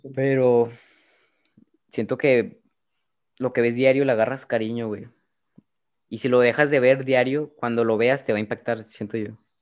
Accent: Monterrey, Nuevo León, Mexico; also born or lived in Dallas; yo crecí en Monterrey, güey. Nací en Dallas, pero toda mi vida, en, eh, toda mi vida, todos mis 17 años, he vivido en la misma casa

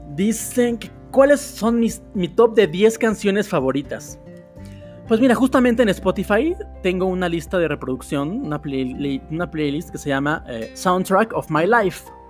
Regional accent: Mexico City, Mexico; soy de la Ciudad de México

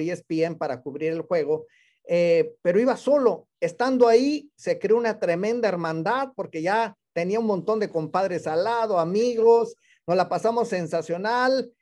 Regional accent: San Luis Potosí, Mexico; Yo también soy potosino

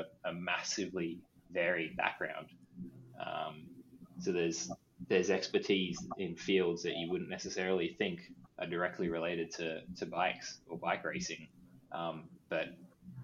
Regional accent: Sydney, New South Wales, Australia; moved away; I grew up in Sydney, Australia

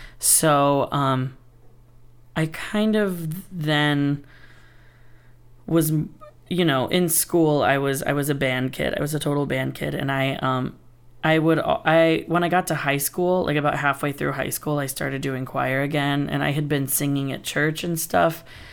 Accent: Appalachia, United States; We're from Appalachia, so we were a singing family, and we would go sing Southern gospel music at churches, camp meetings, nursing homes, stuff like that.

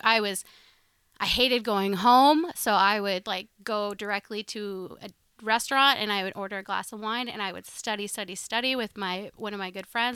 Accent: Sioux Falls, South Dakota, United States; I grew up in Sioux Falls

